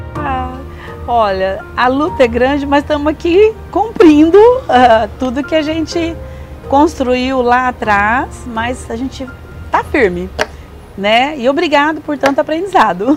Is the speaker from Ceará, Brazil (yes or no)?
no; Pacaembu, São Paulo, Brazil; also born or lived in Adamantina; now in Osvaldo Cruz, Brazil; E eu nasci em Adamantina, mas fui criada em Pacaembu